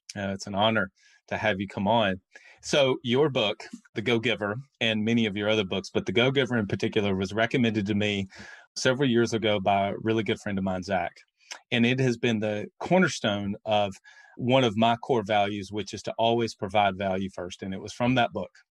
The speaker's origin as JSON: {"language": "English", "region": "North Alabama", "country": "United States", "tie": "born or raised there", "said": "I'm from the South, North Alabama."}